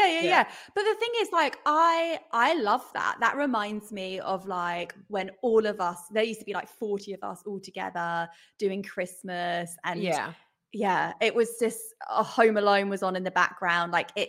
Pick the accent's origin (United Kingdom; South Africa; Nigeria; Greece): United Kingdom; England; Well, I'm from England, and I lived in a little village, and everyone would go to the village pub, and then maybe midnight mass.